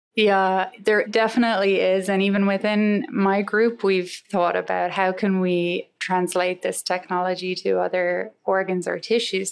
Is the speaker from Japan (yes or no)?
no; Galway, Connacht, Ireland; moved away as an adult; now in United States; I grew up in Galway, close to a place called Saltilh, which is right on the ocean there